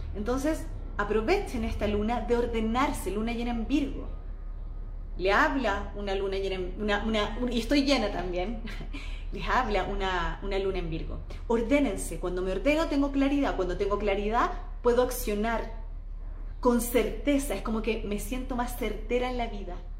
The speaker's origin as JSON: {"language": "Spanish", "country": "Chile", "moved": "yes", "lives_now": "Mexico", "said": "en mi país en Chile"}